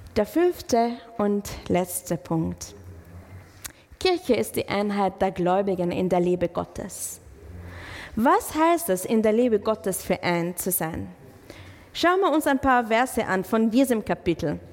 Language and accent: German; Israel; German is a second language; now in Germany; ich komme aus Israel